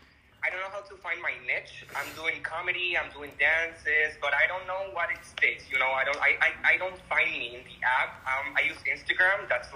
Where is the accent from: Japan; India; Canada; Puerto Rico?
Puerto Rico; I'm from Puerto Rico, by the way.